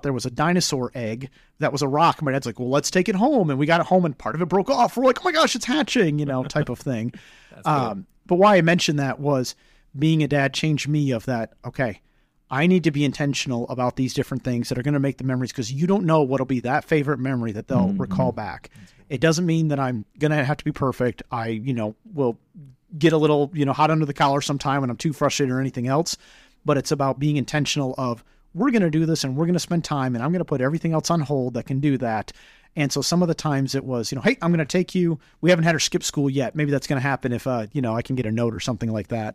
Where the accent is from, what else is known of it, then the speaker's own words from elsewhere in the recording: Michigan, United States; We're from Michigan